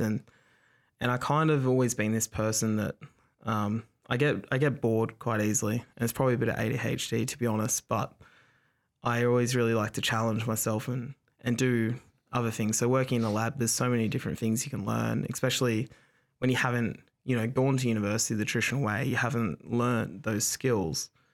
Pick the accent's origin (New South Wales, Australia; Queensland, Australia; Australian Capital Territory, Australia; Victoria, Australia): New South Wales, Australia; Dapto; also born or lived in Wagga Wagga; my family are from Wagga. I grew up in Dapto